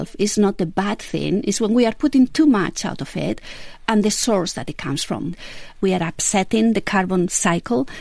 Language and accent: English; Vitoria-Gasteiz, Basque Country, Spain; moved away; also born or lived in United States / England; So I was born in Vitoria Gasteiz. That's the capital of Basque Country in Spain.